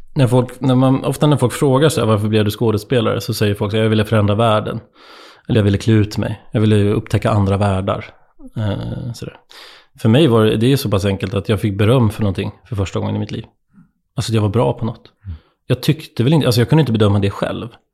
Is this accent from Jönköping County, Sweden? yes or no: no; Nyköping, Södermanland, Sweden; moved away as an adult; när jag flyttade hemifrån från Nyköping